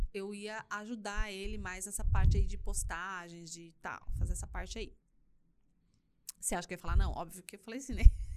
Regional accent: São Paulo, Brazil; moved away as an adult; now in Curitiba, Brazil; eu nasci em São Paulo. Tá. Nasci aqui na, na capital de São Paulo, né, não aqui em, em Campinas, óbvio.

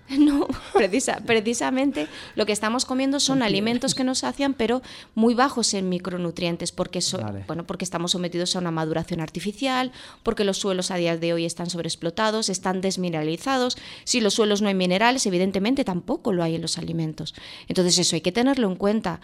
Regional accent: Tarragona, Catalonia, Spain; yo que soy de Tarragona.

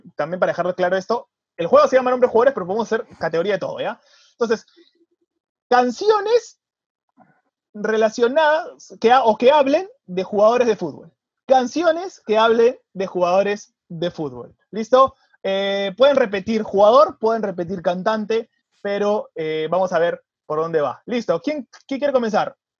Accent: Peru; como peruanos

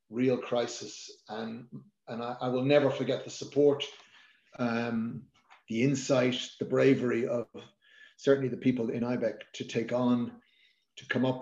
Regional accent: Ireland; as an Irish nation

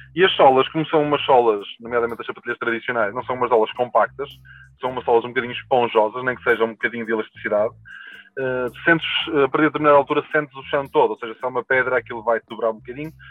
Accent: Portugal; nós, enquanto portugueses

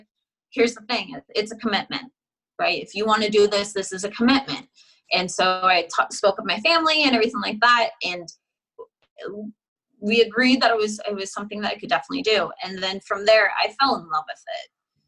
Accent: Nebraska, United States; moved away as an adult; also born or lived in Houston, Texas; now in Arizona, United States; I was born and raised in Nebraska, right? Nebraska my whole life

